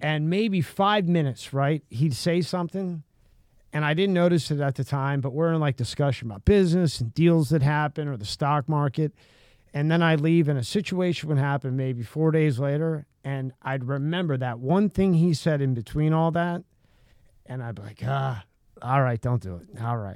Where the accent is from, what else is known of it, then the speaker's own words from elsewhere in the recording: Pennsylvania, United States; I'm from Pennsylvania